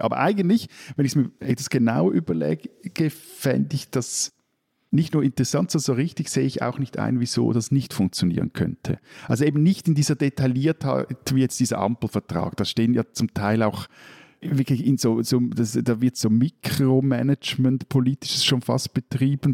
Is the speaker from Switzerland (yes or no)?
yes; Switzerland; bin ich als Schweizer